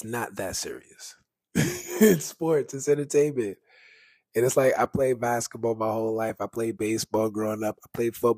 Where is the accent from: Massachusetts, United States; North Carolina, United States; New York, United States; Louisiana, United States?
New York, United States; New York City; I'm from New York, I grew up in Harlem, like, I'm from the Bronx, Fordham Road